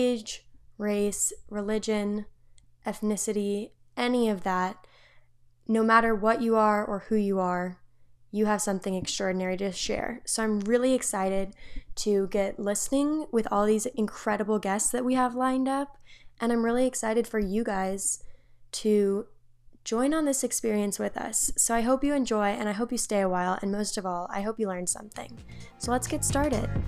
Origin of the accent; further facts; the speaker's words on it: Atlanta, Georgia, United States; moved away as an adult; now in Boone, United States; I'm from Atlanta, Georgia, but I'm a sophomore at Appalachian State University in Boone, North Carolina